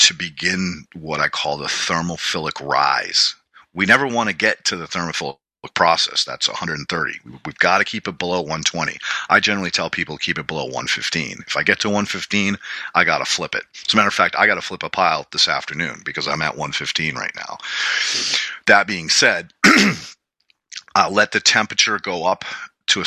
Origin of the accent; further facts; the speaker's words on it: New England, United States; growing up in New England, we had to rake leaves every fall